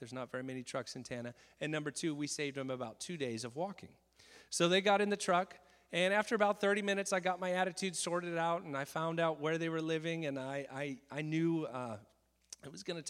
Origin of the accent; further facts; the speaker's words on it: Japan; I'm a missionary kid, and I grew up in Japan.